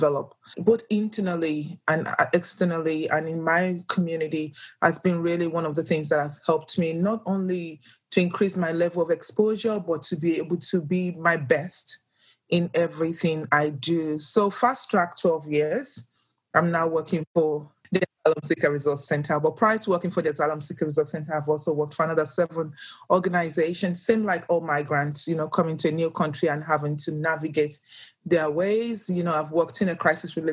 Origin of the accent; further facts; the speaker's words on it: Nigeria; English is a second language; moved away as an adult; now in Australia; I'm originally from Nigeria